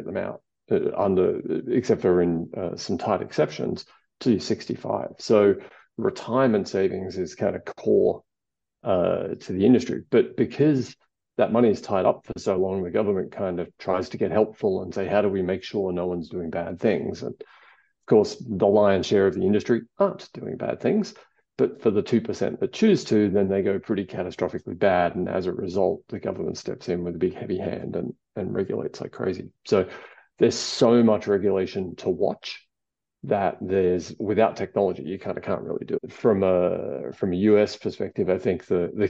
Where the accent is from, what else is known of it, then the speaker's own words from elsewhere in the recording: Australia; accent: Australian; I'm Australian. You can tell from the accent